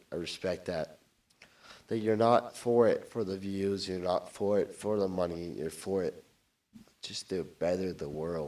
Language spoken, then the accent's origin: English; California, United States; I'm from Orange County, so there's a lot of podcasts out there